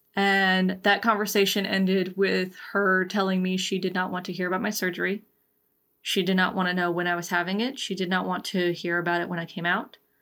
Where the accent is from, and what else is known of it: Georgia, United States; born or raised there